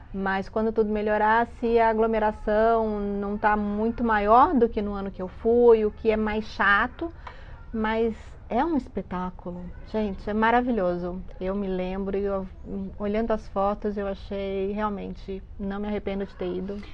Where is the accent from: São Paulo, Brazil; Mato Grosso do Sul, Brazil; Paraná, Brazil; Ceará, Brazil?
São Paulo, Brazil; da gente que é paulista